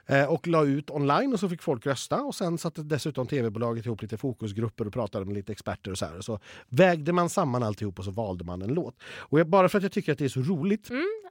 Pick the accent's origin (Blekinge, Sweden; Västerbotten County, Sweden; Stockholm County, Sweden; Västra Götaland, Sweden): Västra Götaland, Sweden; Borås; jag kommer från Borås